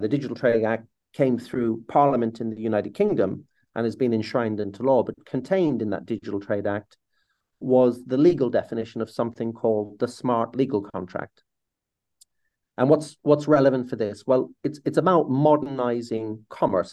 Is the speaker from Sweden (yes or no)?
no; Ireland; as an Irishman